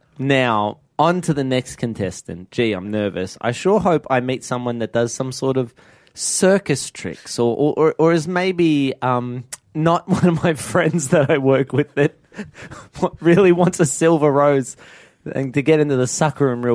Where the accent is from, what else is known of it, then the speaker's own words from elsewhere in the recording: Werribee, Victoria, Australia; I'm from Werribee.